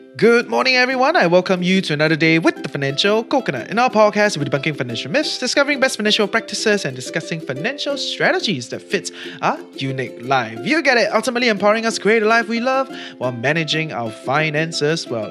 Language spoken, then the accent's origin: English; Singapore; our country as a port, as a hub